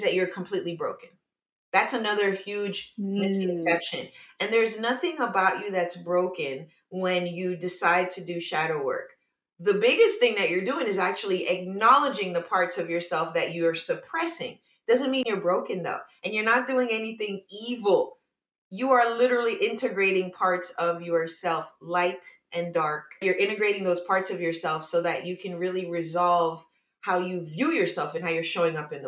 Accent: New York, United States; now in California, United States; I'm originally from New York

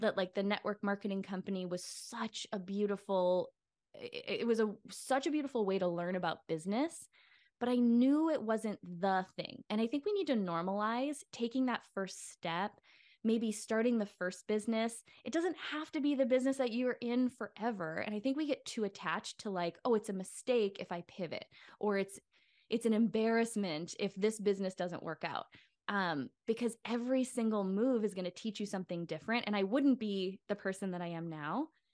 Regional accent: Midwest, United States; moved away; what was modeled for me growing up in the Midwest

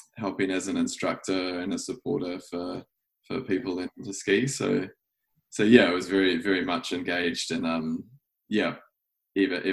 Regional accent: Waikuku, Canterbury, New Zealand; moved away as an adult; now in Auckland, New Zealand; I am here on the farm that I grew up in North Canterbury, just close to Waikuku.

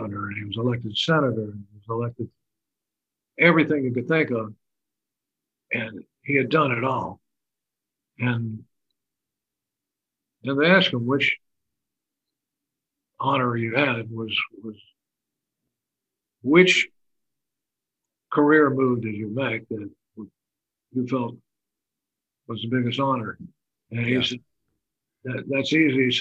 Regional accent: Texas, United States; born or raised there

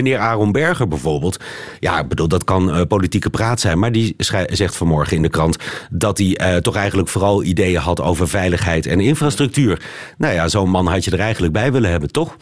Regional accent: Netherlands; moved away; also born or lived in Lebanon; ik ben natuurlijk niet zomaar Nederlander

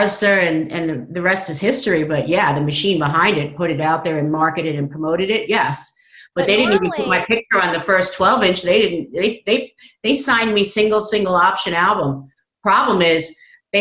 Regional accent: Long Island, New York, United States; I grew up on Long Island

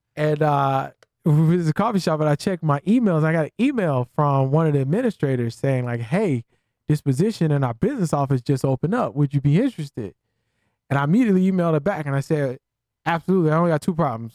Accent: Columbia, South Carolina, United States; we grew up in Columbia, South Carolina

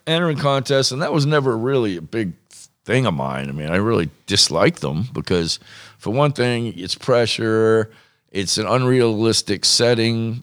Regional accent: Massachusetts, United States; moved away; also born or lived in Newport; I grew up in Mass, lived in Mass

